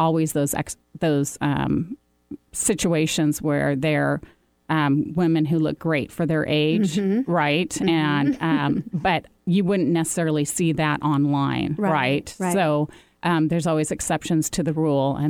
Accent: Seattle, Washington, United States; I'm a native here

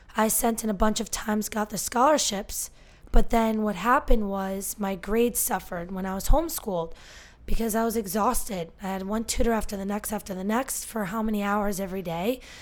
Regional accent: Northern New Jersey, United States; born and raised in Northern New Jersey

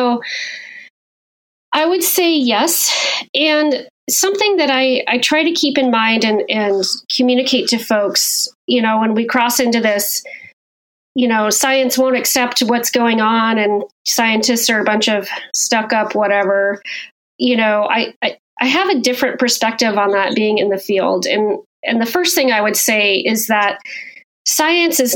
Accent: Wyoming, United States; I grew up in Wyoming

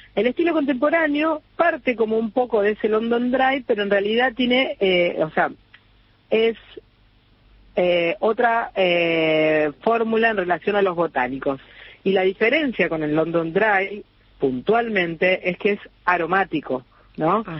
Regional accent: Rosario, Santa Fe, Argentina; moved away as an adult; also born or lived in Barcelona, Spain / Ibiza, Spain / Formentera, Spain; Yo, bueno, nací en Rosario, estudié diseño

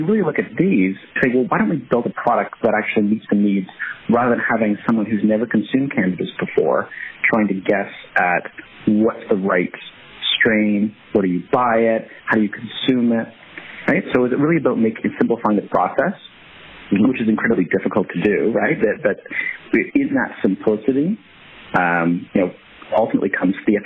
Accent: Canada; now in United States; being a Canadian down here

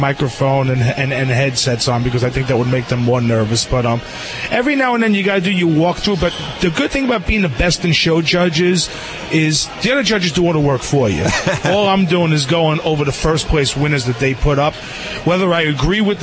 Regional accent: East Coast, United States; I'm from the East Coast

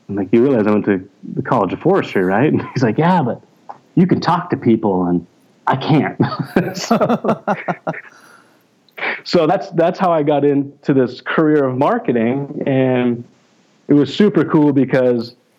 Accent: Forsyth, Montana, United States; also born or lived in Missoula, Montana; I grew up in a super small town, eastern Montana, a little town called Forsyth.

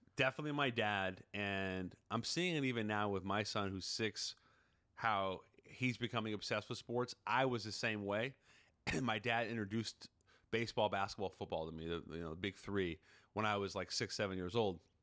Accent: Seattle, Washington, United States; I'm from Seattle

